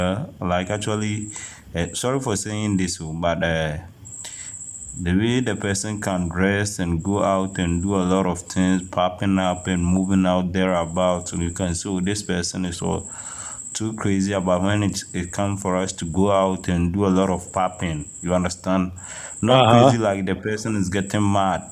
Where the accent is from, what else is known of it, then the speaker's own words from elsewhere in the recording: Ghana; I was born and grown in Ghana